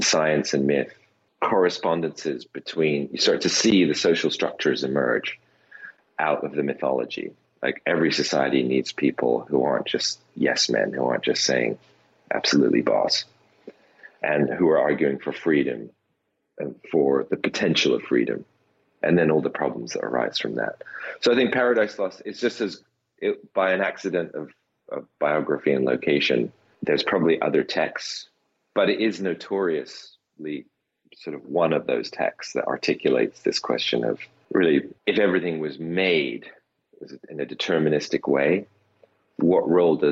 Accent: United Kingdom; as a British person

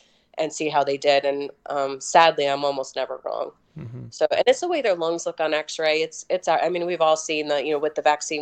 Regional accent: Maryland, United States; I'm from Maryland, which is a really well-vaccinated state.

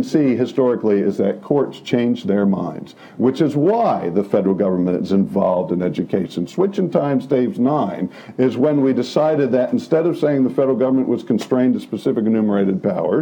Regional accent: New Jersey, United States; I'm from New Jersey

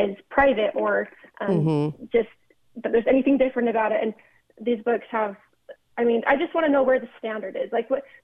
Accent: Orem, Utah, United States; my hometown in Orem, Utah.

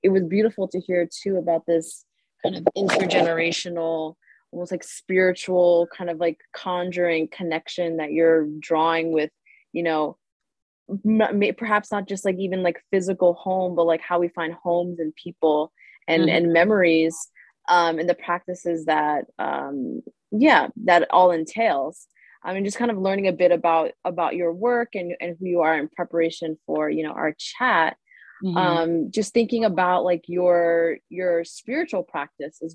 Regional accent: New York, United States; my childhood growing up in New York

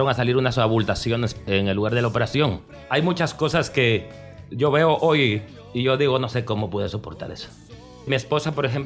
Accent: Guatemala; Soy guatemalteco de origen.

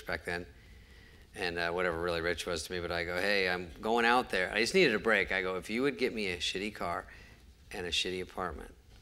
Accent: Arizona, United States; moved away as an adult; also born or lived in Los Angeles; I was just from Arizona, I was 20

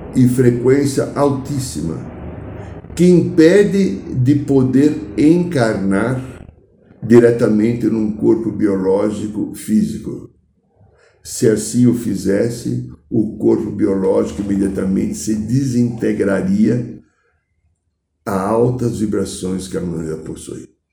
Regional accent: Brazil; eu não sou alemão, eu sou gringo brasileiro

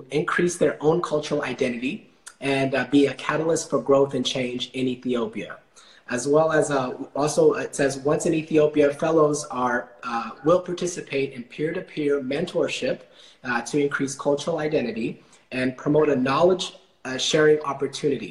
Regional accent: Dallas, Texas, United States; I grew up in Dallas, Texas

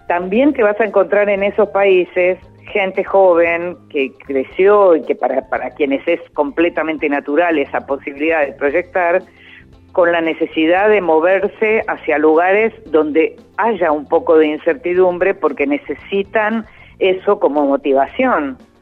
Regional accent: Argentina; nosotros somos argentinos

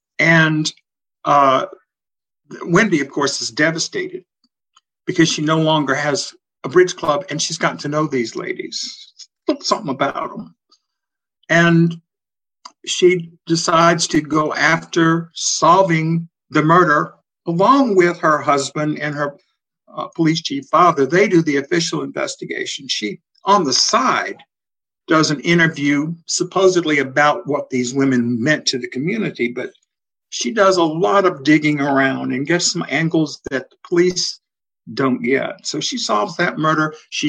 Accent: Natchez, Mississippi, United States; It's actually a slightly tweaked version of my hometown of Natchez on the Mississippi.

